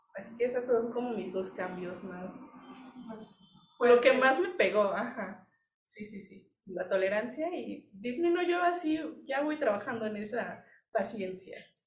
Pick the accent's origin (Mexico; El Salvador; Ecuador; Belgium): Mexico; pues de México.